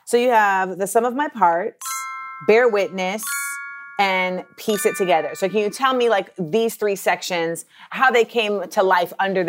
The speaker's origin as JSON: {"language": "English", "town": "Orlando", "region": "Florida", "country": "United States", "tie": "born or raised there", "also_born_or_lived": "Los Angeles / New York", "said": "I'm a Black American. And like I was born in LA, but then I grew up in Orlando, but then I spent like my formative years in New York."}